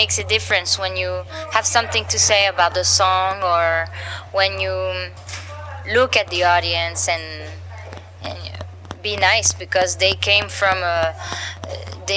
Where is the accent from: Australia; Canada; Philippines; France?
France; Samois-sur-Seine, Île-de-France; the Django Reinhardt Festival in my hometown